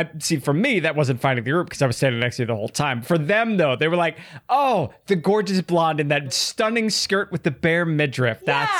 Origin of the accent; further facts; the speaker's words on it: Midwest, United States; I'm a Midwesterner.